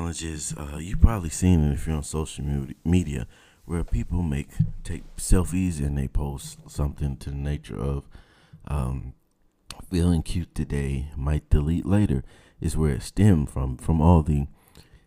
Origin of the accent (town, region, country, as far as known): Georgia, United States